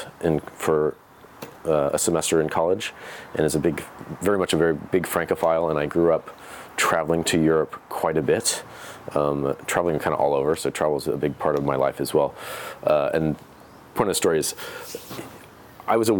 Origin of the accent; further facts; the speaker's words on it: Pacific Grove, California, United States; now in Oregon, United States; I grew up in the town of Pacific Grove specifically